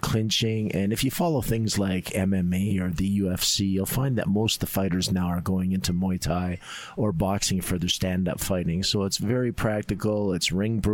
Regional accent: Calgary, Alberta, Canada; also born or lived in Edmonton; I was born in Calgary, and then my dad worked for the government, so we were up in Edmonton for a little while, and then we came back, and I basically have stayed in Calgary for a long time.

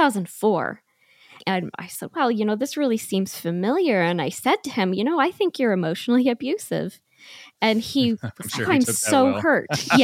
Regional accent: Utah, United States; also born or lived in Arizona; Yes, I'm originally from Utah and all my family is up here. And I lived with him in Arizona for 5 years.

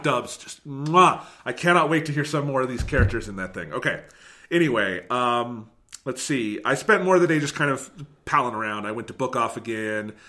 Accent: United States; as an American

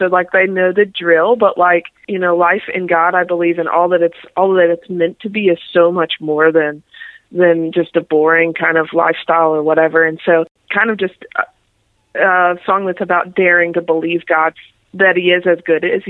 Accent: Raleigh, North Carolina, United States; from Raleigh, North Carolina, born and raised there, and still living there now.

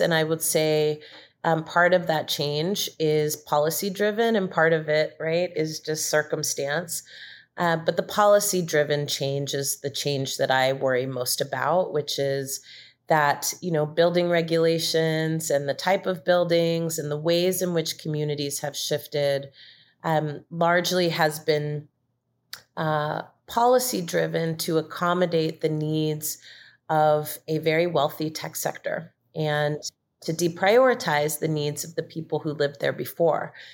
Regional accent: Marin County, Bay Area, California, United States; moved away as an adult; also born or lived in San Diego, United States; now in Georgia, United States; I was, um, born and raised in the Bay Area and, um, spent most of my time in Marin County from a small child all the way through high school

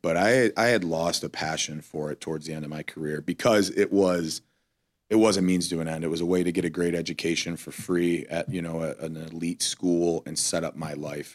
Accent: Cleveland, Ohio, United States; moved away; we were living in Cleveland

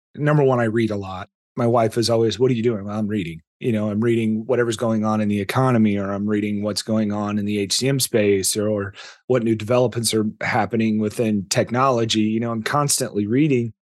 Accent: Indiana, United States; now in Texas, United States; I grew up in Indiana

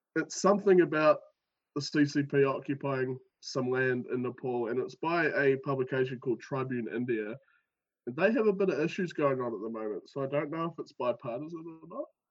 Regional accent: New Zealand; accent: New Zealand

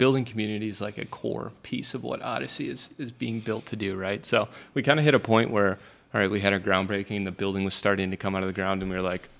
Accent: Milwaukee, Wisconsin, United States; I grew up in the Milwaukee area.

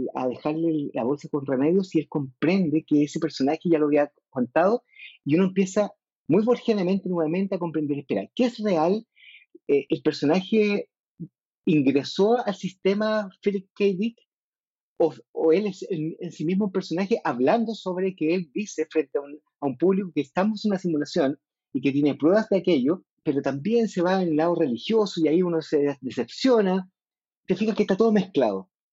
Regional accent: Chile

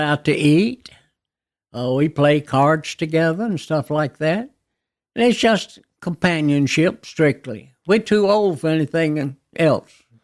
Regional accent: Nashville, Tennessee, United States; I was born in Baptist Hospital, But, uh, my parents lived on Pembroke Avenue in a home that's, uh, uh, still there today

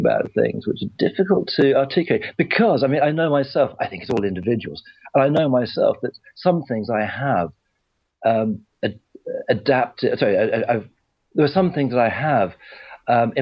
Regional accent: West Cork, Munster, Ireland; also born or lived in Oxfordshire, England; I was born in England, but I was brought up in West Cork in Ireland in the 60s

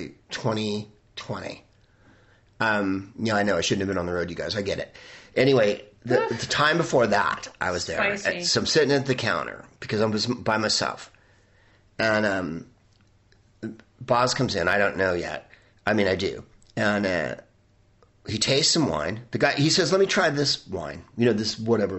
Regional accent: San Francisco, California, United States; I'm from San Francisco.

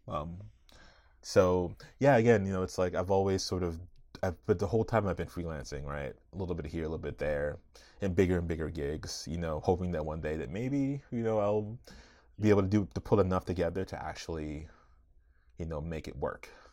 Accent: Arlington, Virginia, United States; I grew up right outside Washington, D C, in Arlington, Virginia

